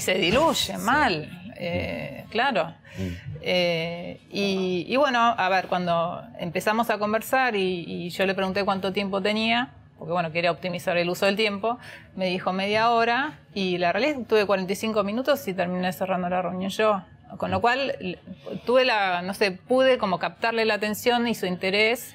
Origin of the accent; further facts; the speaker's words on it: Argentina; como argentinos